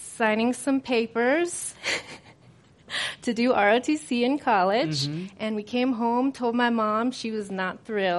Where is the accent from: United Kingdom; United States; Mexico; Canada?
United States; Virginia; moved away; I was raised in Virginia